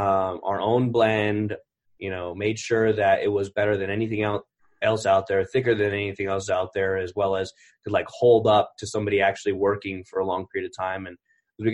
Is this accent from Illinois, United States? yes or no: no; California, United States; born there; I was born in Northern California, Mather Air Force Base.